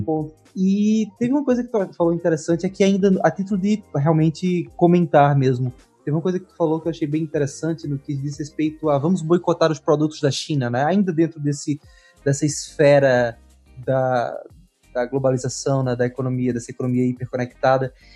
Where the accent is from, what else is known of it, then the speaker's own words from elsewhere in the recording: Caruaru, Pernambuco, Brazil; eu sou de Caruaru, Pernambuco, fica a 134 quilômetros de Recife